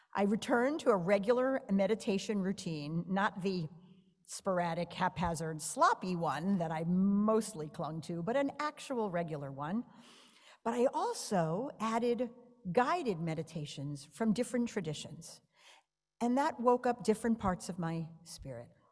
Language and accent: English; New York, United States; moved away; I'm a New Yorker